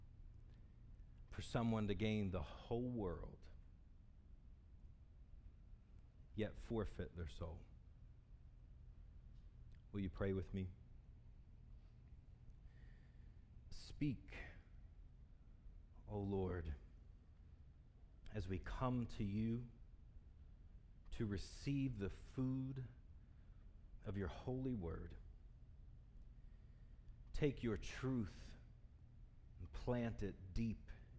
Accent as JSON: {"language": "English", "town": "Salisbury", "region": "Maryland", "country": "United States", "accent": "southern", "moved": "yes", "said": "I'm from the South. I'm from Salisbury, Maryland"}